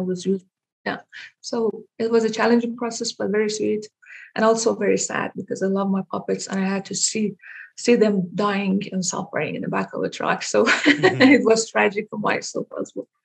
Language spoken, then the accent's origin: English; Iran; moved away as an adult; now in Denmark; I was born in Iran. Mm-hmm. I moved to Denmark in 2009 okay. to pursue my education.